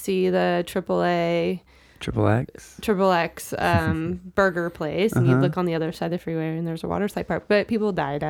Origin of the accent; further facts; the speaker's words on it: Issaquah, Washington, United States; also born or lived in West Seattle; West Seattle, and then ended up in Issaquah.